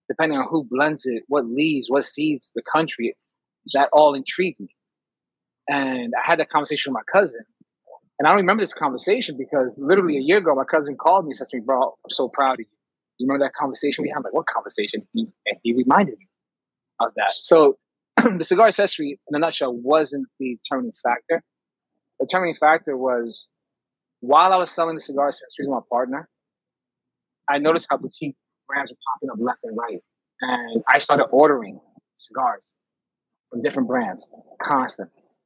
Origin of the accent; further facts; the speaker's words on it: New York, United States; also born or lived in Poconos, Pennsylvania; being a New Yorker